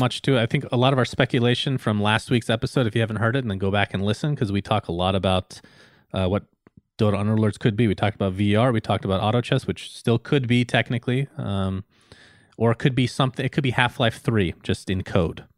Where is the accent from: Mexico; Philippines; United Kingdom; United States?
United States; I grew up in the United States